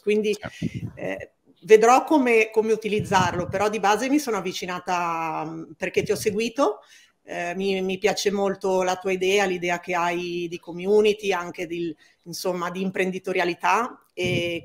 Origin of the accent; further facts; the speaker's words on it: Chiavari, Liguria, Italy; now in Milan, Italy; Io invece parlo da Milano, dove vivo, anche se sono di Chiavari, provincia di Genova